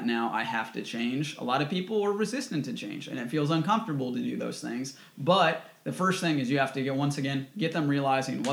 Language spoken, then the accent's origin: English; United States; as an American, we have access to everything.